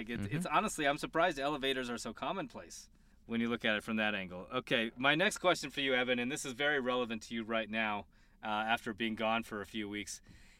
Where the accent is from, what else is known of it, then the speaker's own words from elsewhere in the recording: Colorado, United States; Yeah, I'm just from Colorado.